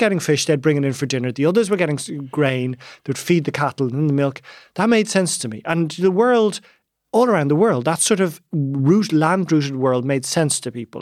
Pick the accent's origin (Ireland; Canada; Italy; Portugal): Ireland; Dublin, Leinster; also born or lived in West Kerry; my childhood, I was brought up in Donnybrook, but I used to spend about a quarter of the year in West Kerry